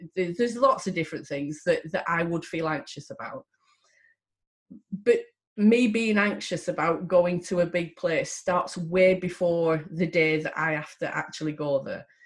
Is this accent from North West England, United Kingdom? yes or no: yes; Lancashire, North West England, United Kingdom; I am from Lancashire